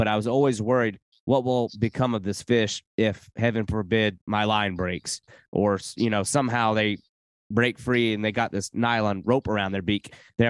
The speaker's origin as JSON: {"language": "English", "region": "South Carolina", "country": "United States", "tie": "born there", "said": "I was born in South Carolina, been all through"}